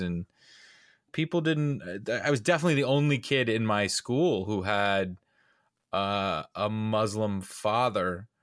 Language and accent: English; Atlanta, Georgia, United States; I was born and raised in Atlanta